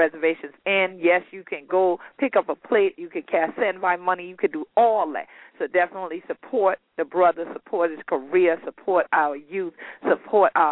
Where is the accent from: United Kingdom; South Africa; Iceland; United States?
United States